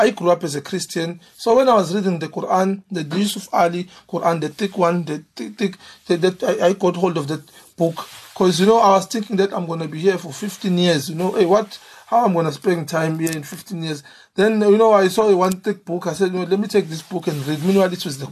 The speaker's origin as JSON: {"language": "English", "town": "Umlazi", "region": "KwaZulu-Natal", "country": "South Africa", "tie": "born or raised there", "said": "I grew up in Amlazi. And I did my schooling there, even my high school."}